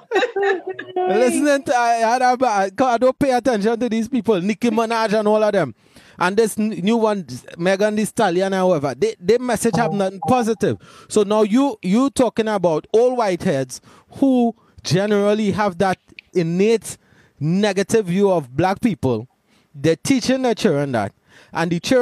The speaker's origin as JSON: {"language": "English", "town": "Laventille", "country": "Trinidad & Tobago", "tie": "born or raised there", "said": "grew up in Lavantil"}